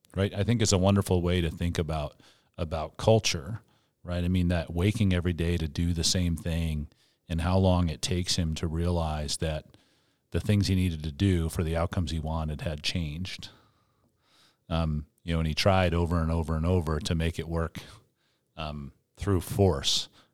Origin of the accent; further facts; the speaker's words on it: Northeast, United States; now in Colorado, United States; I'm from the Northeast